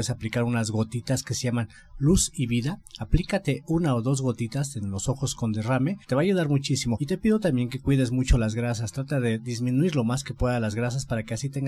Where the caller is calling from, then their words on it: Coyoacán, Mexico City, Mexico; de Coyoacán